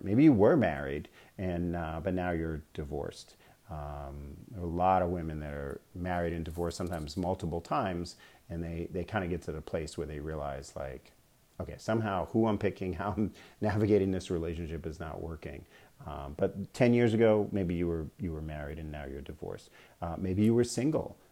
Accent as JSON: {"language": "English", "region": "New York", "country": "United States", "tie": "born or raised there", "also_born_or_lived": "Bay Area, California / Arizona", "moved": "as an adult", "lives_now": "Scottsdale, United States", "said": "I was born and raised in New York"}